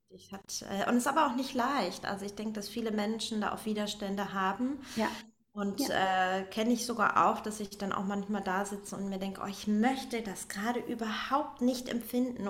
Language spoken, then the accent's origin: German; Northern Germany, Germany; moved away as an adult; also born or lived in Berlin / Hamburg; dann bin ich nach Hamburg erstmal in Heimatnähe